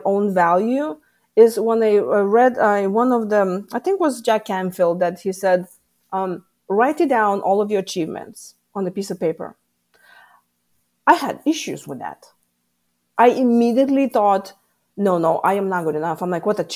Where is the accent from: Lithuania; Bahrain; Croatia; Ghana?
Lithuania; moved away as an adult; now in United States; I come from Lithuania.